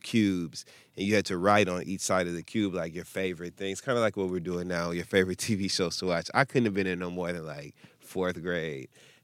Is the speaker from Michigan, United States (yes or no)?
yes; Michigan, United States; the Spanish channel when we was in growing up in Michigan